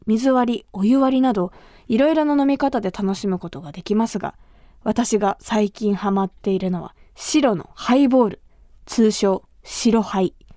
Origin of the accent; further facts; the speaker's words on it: Kumamoto, Japan; 私が生まれ育った熊本